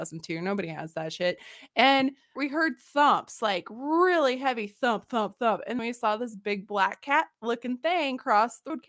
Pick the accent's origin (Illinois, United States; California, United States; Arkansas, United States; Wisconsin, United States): Arkansas, United States; Mountain Home; I was born in Mountain Home, Arkansas in the Ozarks. Ooh, it's my homeland